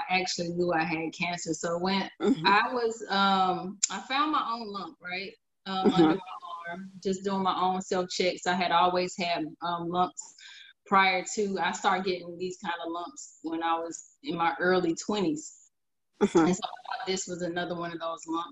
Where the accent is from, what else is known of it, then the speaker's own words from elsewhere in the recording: Atlanta, Georgia, United States; moved away as an adult; now in Portland, United States; I actually live in Portland, but I am from Atlanta, Georgia. I lived there all of my life